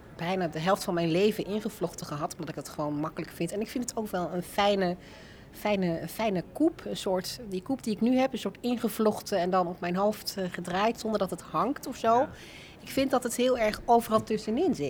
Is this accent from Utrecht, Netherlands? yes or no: no; Alphen aan de Rijn, South Holland, Netherlands; also born or lived in Rotterdam / Leiden; Ik ben opgegroeid in Alphen aan de Rijn